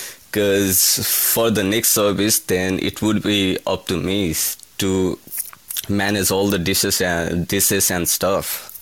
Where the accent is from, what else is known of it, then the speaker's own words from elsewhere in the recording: Nepal; So I'm from Nepal, the beautiful country in the whole world, I would say. So I'm from Nepal, and basically I'm from a middle class family back in Nepal.